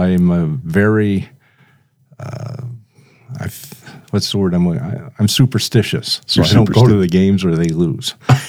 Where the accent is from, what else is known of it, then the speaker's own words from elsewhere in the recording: Flint, Michigan, United States; moved away as an adult; also born or lived in Howell, Michigan; now in Brandon, United States; I grew up in the Howell area, moved to Flint, Michigan in third grade, stayed there till I graduated, came out here to Sioux Falls College back then in 1970, and liked the weather and basically decided to stay.